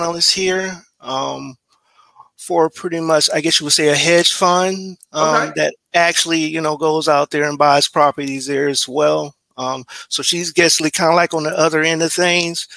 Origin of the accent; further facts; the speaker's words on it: Brevard County, Florida, United States; moved away as an adult; also born or lived in Tallahassee, Florida; now in Tampa, United States; I'm actually here from Brevard County. That's actually on the East Coast